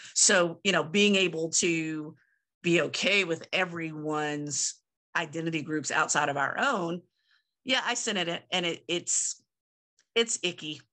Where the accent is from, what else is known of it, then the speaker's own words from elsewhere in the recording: Southern Virginia, United States; moved away; in my hometown area, Southern Virginia